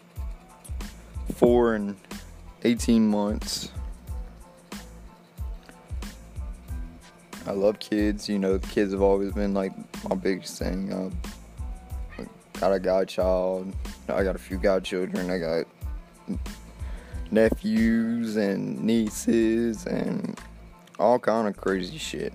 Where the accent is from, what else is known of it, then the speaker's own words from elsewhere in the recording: Mississippi, United States; also born or lived in Slidell, Louisiana; From Mississippi